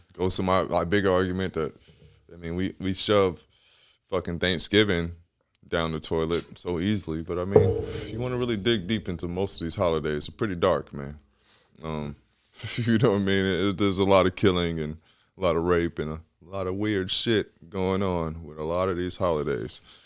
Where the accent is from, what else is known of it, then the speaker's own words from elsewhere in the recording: Atlanta, Georgia, United States; I'm from Atlanta